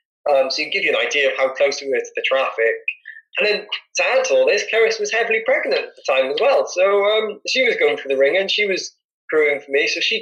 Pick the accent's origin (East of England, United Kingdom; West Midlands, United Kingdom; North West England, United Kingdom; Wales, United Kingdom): Wales, United Kingdom; Obviously, I'm a Welsh. I'm really proud to be Welsh.